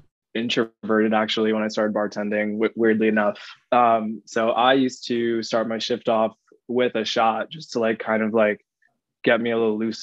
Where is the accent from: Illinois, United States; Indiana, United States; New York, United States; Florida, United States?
New York, United States; I grew up in New York.